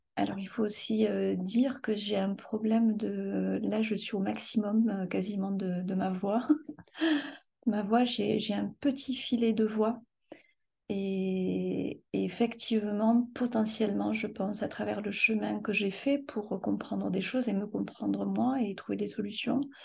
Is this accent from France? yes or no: yes; France; also born or lived in Morocco; je suis ici en France depuis l'âge